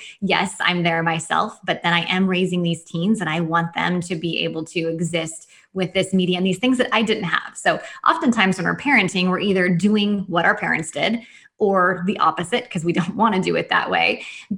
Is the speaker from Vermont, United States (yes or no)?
no; Washington, United States; I'm from Washington State and the non-Seattle part of Washington State. So people think it's all rainy here, but I actually live on the drier side of the state.